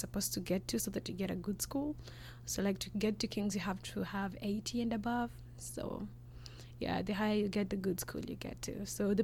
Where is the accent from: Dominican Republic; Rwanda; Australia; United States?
Rwanda; also born or lived in Nairobi, Kenya; now in Canada; I'm from Rwanda.